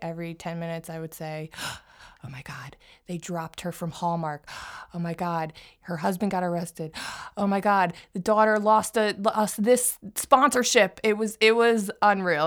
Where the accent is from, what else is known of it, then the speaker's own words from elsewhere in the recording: Philadelphia, Pennsylvania, United States; also born or lived in New York; now in New Jersey, United States; I grew up in Philadelphia